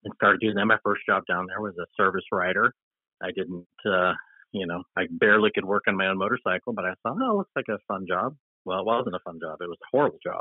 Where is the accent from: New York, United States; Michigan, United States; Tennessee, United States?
New York, United States; Upstate; moved away as an adult; also born or lived in Texas; now in Portland, United States; I've now been away from my hometown longer than I lived there